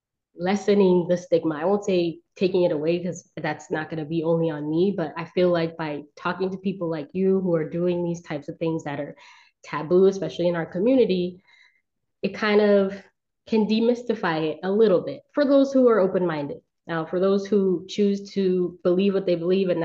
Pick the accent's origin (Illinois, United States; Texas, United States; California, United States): California, United States; Southern; I'm from California. I've been in California for most of my life. I've moved, you know, every now and again, but for the most part, I've been from Southern California